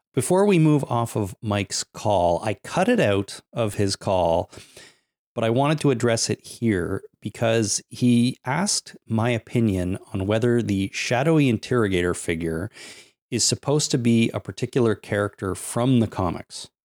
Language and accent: English; Canada